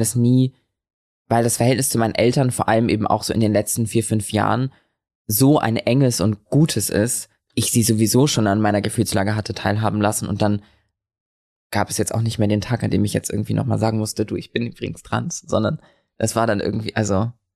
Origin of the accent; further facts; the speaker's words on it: Lübeck, Schleswig-Holstein, Germany; now in Berlin, Germany; ich bin in Lübeck geboren